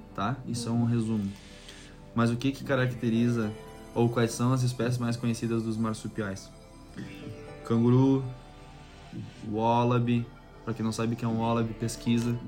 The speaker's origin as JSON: {"language": "Portuguese", "country": "Brazil", "moved": "as an adult", "lives_now": "Tasmania, Australia", "said": "sou brasileiro"}